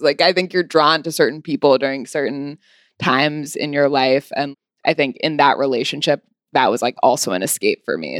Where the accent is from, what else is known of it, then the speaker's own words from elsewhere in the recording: California, United States; moved away as an adult; also born or lived in Los Angeles / Santa Barbara; now in New York, United States; I was born in L